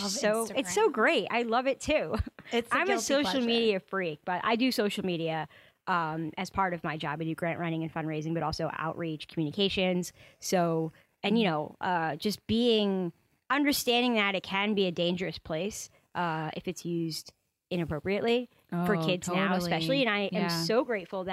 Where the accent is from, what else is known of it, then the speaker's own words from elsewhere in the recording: LaGrange, New York, United States; also born or lived in Burlington / Boston / Poughkeepsie; I grew up in LaGrange, which is east of Poughkeepsie